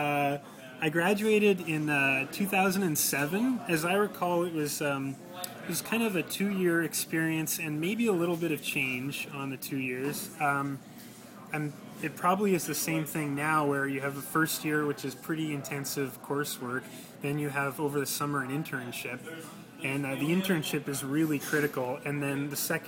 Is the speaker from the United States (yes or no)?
no; Halifax, Nova Scotia, Canada; Even growing up in Halifax, I'd attended